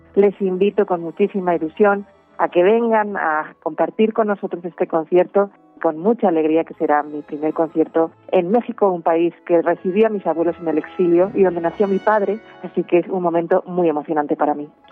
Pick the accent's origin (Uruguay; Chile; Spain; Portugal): Spain; Yo nací a 20 kilómetros de la frontera con Francia en España